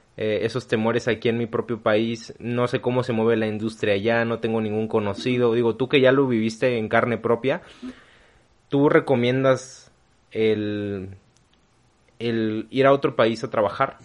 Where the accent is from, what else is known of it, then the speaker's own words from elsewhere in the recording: Mexico; Yo nunca he salido del país, yo nunca he salido de México